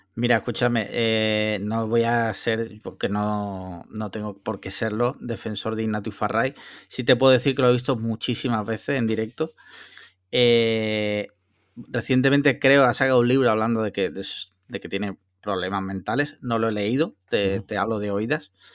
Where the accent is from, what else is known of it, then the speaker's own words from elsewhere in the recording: Andalusia, Spain; yo que soy andaluz